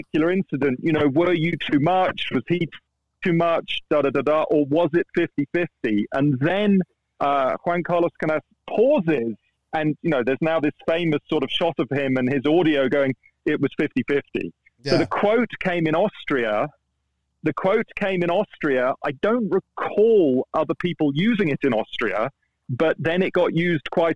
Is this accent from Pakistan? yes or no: no; England, United Kingdom; first language English; Me being English and an English speaker.